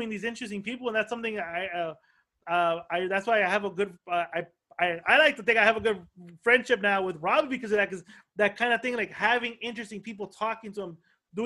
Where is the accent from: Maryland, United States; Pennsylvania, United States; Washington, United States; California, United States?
California, United States; El Monte; I grew up in El Monte